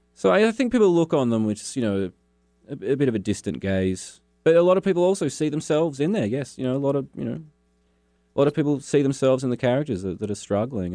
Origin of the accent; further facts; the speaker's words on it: Launceston, Tasmania, Australia; also born or lived in Hobart, Tasmania; I grew up in Launceston